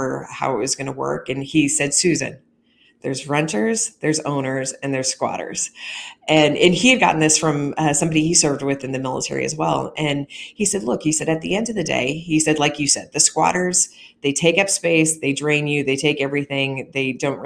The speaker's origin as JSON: {"language": "English", "region": "rural Missouri", "country": "United States", "tie": "born or raised there", "said": "in rural Missouri, you could pop over a hill, and I grew up around Amish people"}